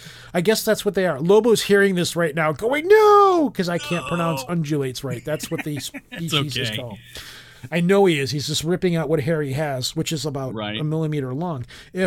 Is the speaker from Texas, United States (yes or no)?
no; Alaska, United States; Yo, I'm from South Central Alaska.